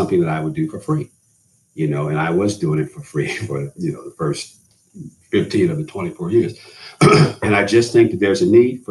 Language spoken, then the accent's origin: English; New York, United States; I grew up in New York